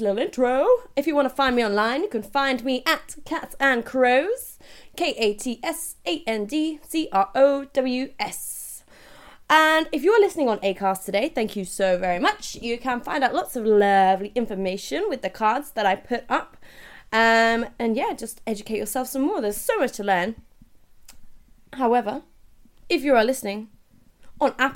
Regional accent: United Kingdom; I'm British

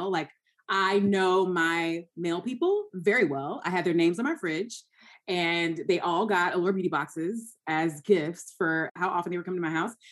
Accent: Georgia, United States; moved away; And it's crazy because I moved from Georgia. I went to school in North Carolina. I'm a Southern girl.

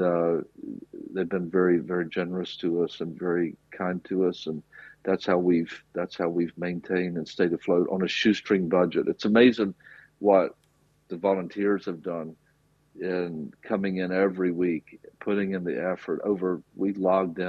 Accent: rural South, United States; now in Cork, Ireland; I'm from America. I grew up in the rural South.

